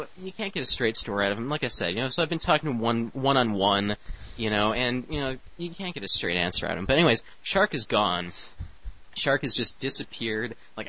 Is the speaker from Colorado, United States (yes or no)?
no; Royal Oak, Michigan, United States; also born or lived in Detroit; I used to live down here in Detroit, and then now I am working up in Royal Oak, so I moved up to Royal Oak, which is my hometown. That's where I grew up.